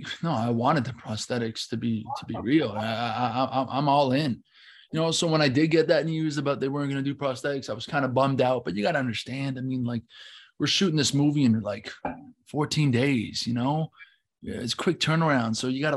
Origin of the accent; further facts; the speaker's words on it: Scotland, United Kingdom; I'm from Scotland. Yeah. You know, Ethan. Yeah. He's my mate from back home.